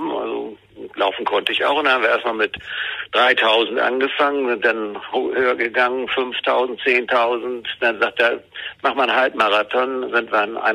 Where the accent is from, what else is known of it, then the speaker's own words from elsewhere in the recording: Schleswig-Holstein, Germany; born there; Meine Eltern waren äh, Flüchtlinge, wir kamen aus Pommern beziehungsweise meine Eltern, ich bin in Schleswig-Holstein äh, geboren